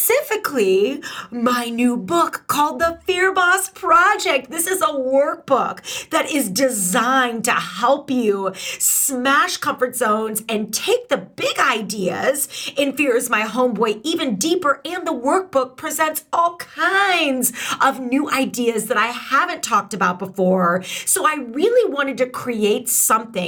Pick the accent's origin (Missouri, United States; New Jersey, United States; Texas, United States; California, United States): Missouri, United States; St. Louis; I'm from St. Louis